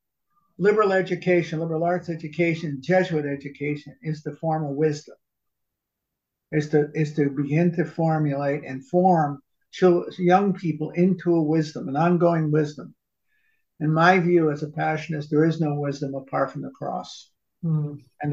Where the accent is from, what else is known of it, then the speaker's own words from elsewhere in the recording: New Haven, Connecticut, United States; I grew up in New Haven, right at Yale